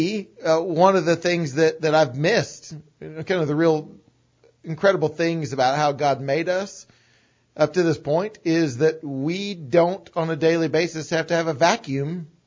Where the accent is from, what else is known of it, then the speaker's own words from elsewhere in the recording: Farragut, Tennessee, United States; I grew up in Farragut.